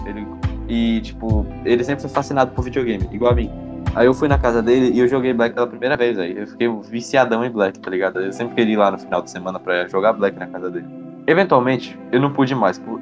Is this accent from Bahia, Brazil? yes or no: yes; Amargosa, Bahia, Brazil; minha cidade natal